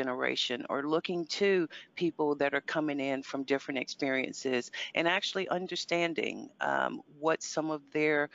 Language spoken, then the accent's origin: English; United States; moved away; I grew up in America. I'm American